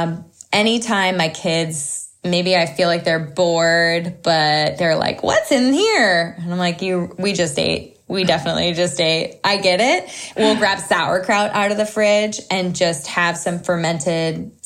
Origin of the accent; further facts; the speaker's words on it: Southern California, United States; We grew up in Southern California. My husband and I both did